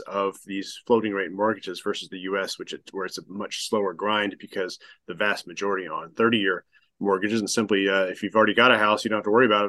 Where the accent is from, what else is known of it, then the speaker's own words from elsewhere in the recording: United States; me being American